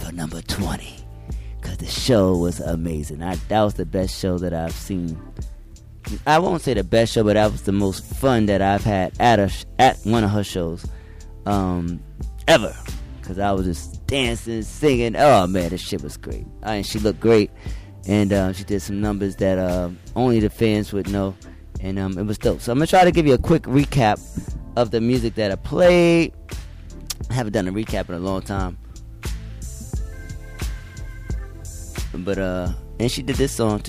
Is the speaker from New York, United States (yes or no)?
yes; New York City, New York, United States; I'm from New York, so we represent that New York, that NYC here